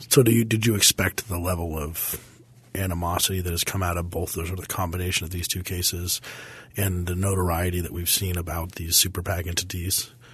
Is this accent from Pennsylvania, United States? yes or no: no; Parker, Colorado, United States; my hometown of Parker, Colorado